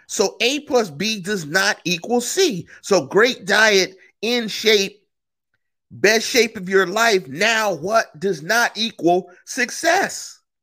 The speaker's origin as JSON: {"language": "English", "town": "Pittsburgh", "region": "Pennsylvania", "country": "United States", "moved": "yes", "said": "I'm from Manchester. I'm from the one five two three three"}